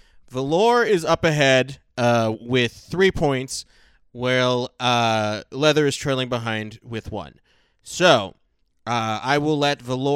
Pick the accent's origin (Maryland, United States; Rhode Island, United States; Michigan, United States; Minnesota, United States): Rhode Island, United States; I am from Rhode Island, and that is a thing that we say.